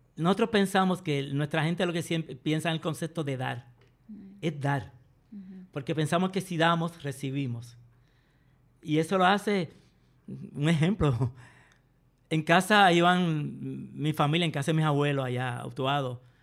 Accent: Puerto Rico

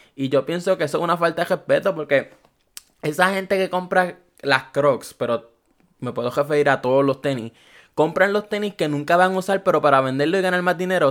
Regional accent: Puerto Rico; Yo soy de Puerto Rico. So, aquí en Puerto Rico

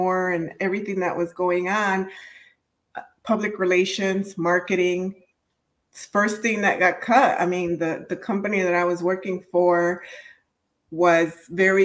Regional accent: Chicago, Illinois, United States; I am a daughter of immigrants, born and raised in Chicago.

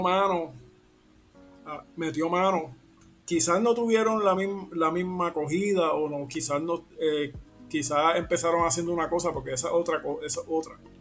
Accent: Puerto Rico; nuestra identidad como, como puertorriqueño

